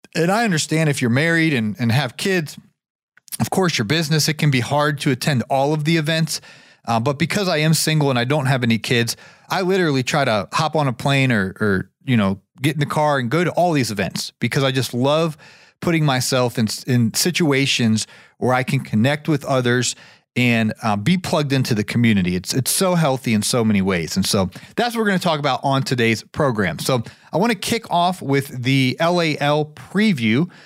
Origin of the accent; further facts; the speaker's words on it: Canton, Ohio, United States; now in Marietta, United States; my hometown is actually Canton, Ohio